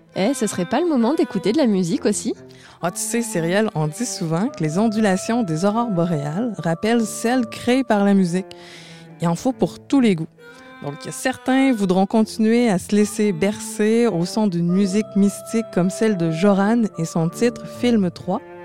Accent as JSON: {"language": "French", "town": "Montreal", "region": "Quebec", "country": "Canada", "said": "Vous l'entendez, je suis de Montréal."}